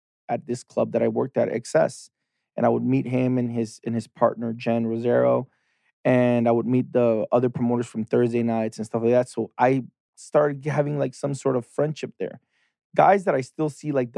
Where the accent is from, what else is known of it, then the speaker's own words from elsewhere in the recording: Tijuana, Baja California, Mexico; moved away as an adult; also born or lived in San Diego, United States; now in Los Angeles, United States; I'm from Tijuana. So I was born in San Diego, but I was raised and born, and everything was in Tijuana.